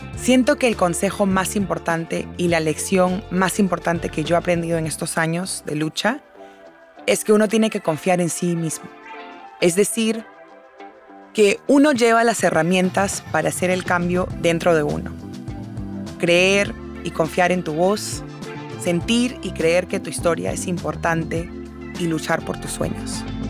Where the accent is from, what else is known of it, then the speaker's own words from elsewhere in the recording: Peru; now in United States; Yo soy originalmente de Perú